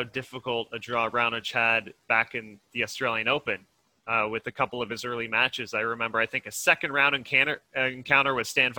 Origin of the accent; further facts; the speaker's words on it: Canada; being Canadian